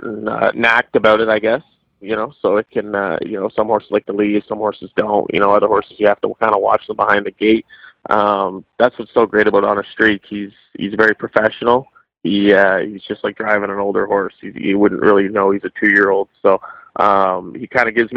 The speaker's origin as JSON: {"language": "English", "town": "Guelph", "region": "Ontario", "country": "Canada", "said": "I'm 28 now, and I'm from Guelph, Ontario"}